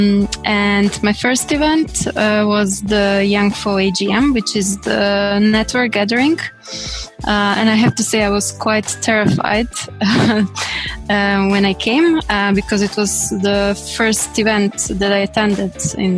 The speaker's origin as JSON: {"language": "English", "country": "Croatia", "said": "I come from Croatia, based in Zagreb"}